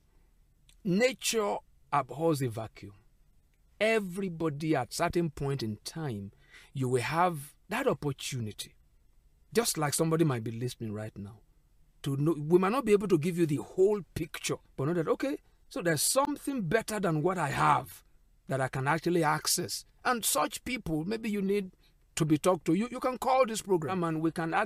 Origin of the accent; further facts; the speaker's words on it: Ijaw area, Nigeria; my Ijo-ness